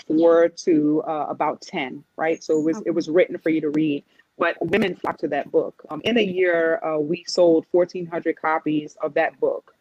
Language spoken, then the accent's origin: English; New York City, New York, United States; I'm from New York City